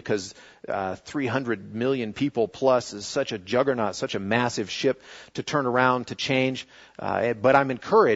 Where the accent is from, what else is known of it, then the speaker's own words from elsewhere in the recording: United States; being an American